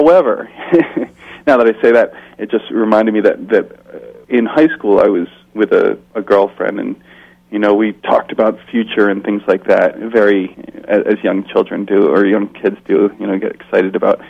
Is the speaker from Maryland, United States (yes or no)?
no; Scarsdale, New York, United States; I grew up in Scarsdale, New York, which is a suburb just north of New York City. It's a pretty affluent community, so I grew up around a lot of money. People with a lot of privileges. It was not a very diverse community in terms of race